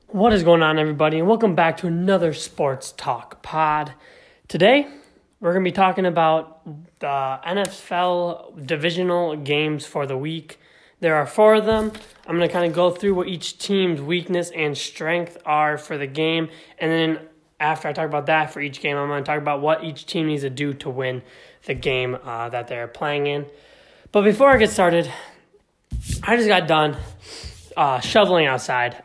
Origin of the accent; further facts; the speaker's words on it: Wisconsin, United States; I'm from Wisconsin, big Packer fan